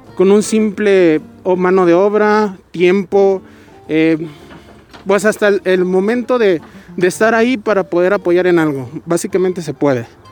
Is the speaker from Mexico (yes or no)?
yes; Guadalajara, Jalisco, Mexico; also born or lived in Zapopan; soy de originada de aquí de Guadalajara. Eh, básicamente yo vivo en Zapopan. Y pues, eh, pues casi toda mi vida la he vivido aquí en Guadalajara